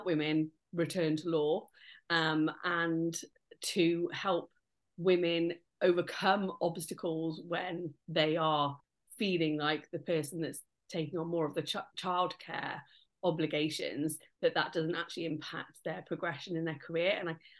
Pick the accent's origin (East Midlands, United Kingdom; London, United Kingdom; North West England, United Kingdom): East Midlands, United Kingdom; Nottingham; moved away as an adult; now in Cardiff, United Kingdom; I'm from Nottingham myself, but I came to Cardiff University as a student